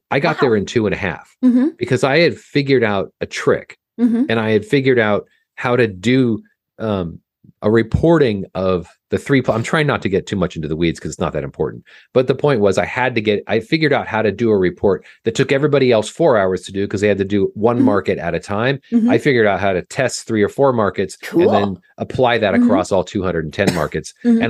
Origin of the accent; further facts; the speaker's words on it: California, United States; I grew up in Orange County, California